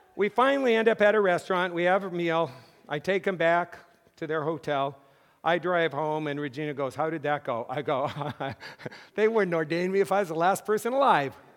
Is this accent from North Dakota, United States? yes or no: yes; Mott, North Dakota, United States; moved away as an adult; also born or lived in Massachusetts / Fort Wayne; I grew up in North Dakota